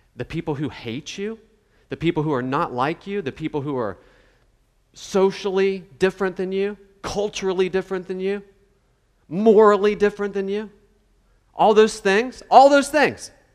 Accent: West Virginia, United States; I'm from West Virginia

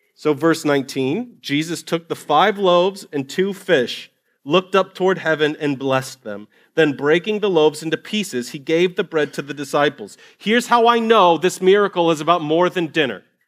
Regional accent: Ohio, United States; moved away; I grew up in Ohio in Longaberger baskets.

